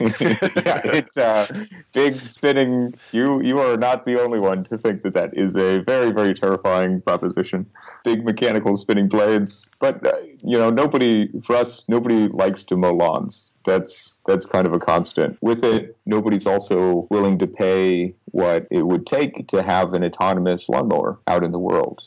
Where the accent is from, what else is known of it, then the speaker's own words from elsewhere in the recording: Nebraska, United States; so I originally I grew up in Nebraska